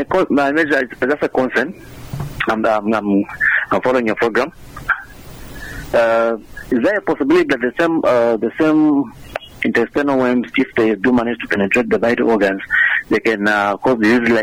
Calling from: Mazabuka, Southern Province, Zambia; I'm calling you from within Mazambuka.

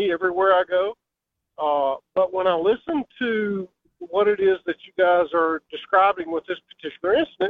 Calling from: Virginia, United States; I'm calling from Virginia.

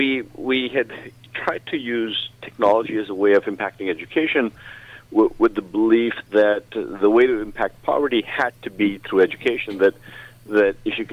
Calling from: Toronto, Ontario, Canada; I am in Toronto, Canada.

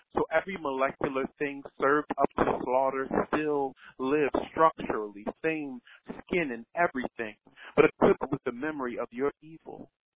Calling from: Philadelphia, Pennsylvania, United States; I'm calling from Philadelphia, PA.

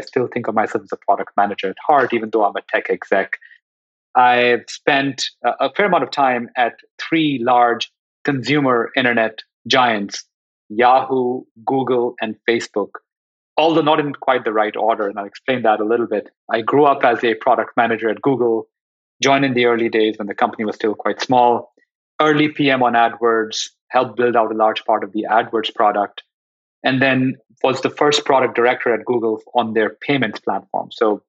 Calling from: Los Altos, California, United States; I'm joining you from, I guess, sunny Los Altos in the San Francisco Bay Area

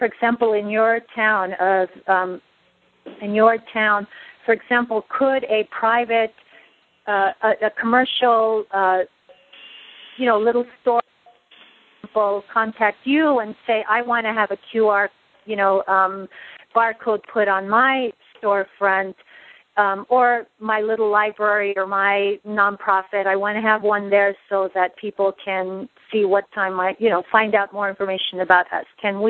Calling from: Los Angeles, California, United States; I'm calling from Los Angeles.

